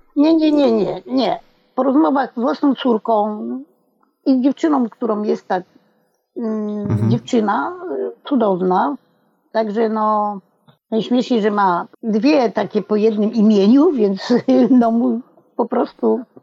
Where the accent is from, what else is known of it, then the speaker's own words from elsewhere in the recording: Poland; moved away; na etapie mojej wsi, bo ja bardzo wcześnie wyjechałam stamtąd